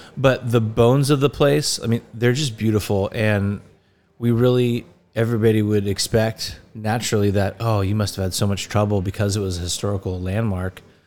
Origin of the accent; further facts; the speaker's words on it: Laguna Niguel, California, United States; I am from Laguna Niguel, California, and, uh, grew up loving this area and growing up down here